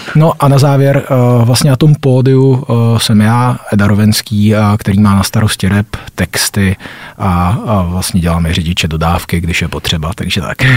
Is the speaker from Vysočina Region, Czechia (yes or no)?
yes; Vysočina Region, Czechia; now in Prague, Czech Republic; jsme se kluci z Vysočiny dostali konečně do Prahy